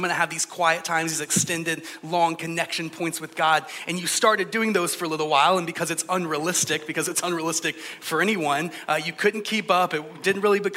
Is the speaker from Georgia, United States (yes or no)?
yes; Georgia, United States; I'm from Georgia, so in the South, we say things like, bless your heart.